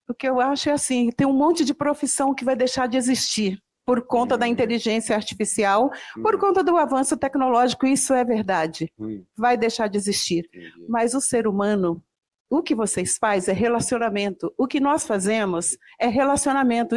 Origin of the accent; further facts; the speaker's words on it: São João da Ponte, Minas Gerais, Brazil; eu nasci no interior de Minas Gerais, lá em São João da Ponte